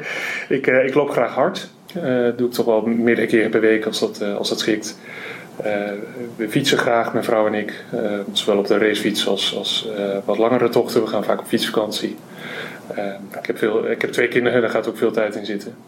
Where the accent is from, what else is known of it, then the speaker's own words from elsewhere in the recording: Twente, Overijssel, Netherlands; moved away as an adult; now in Groningen, Netherlands; ik ben geboren en getogen in Overijssel in Twente een dorpje vlakbij Almelo